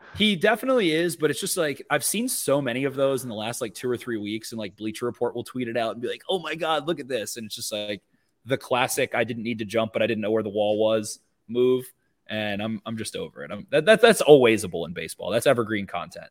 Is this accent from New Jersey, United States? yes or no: no; Carroll County, Maryland, United States; I'm from Carroll County